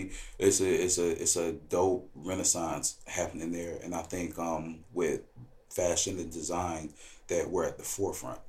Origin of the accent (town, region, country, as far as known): Milwaukee, Wisconsin, United States; born or raised there; moved away as an adult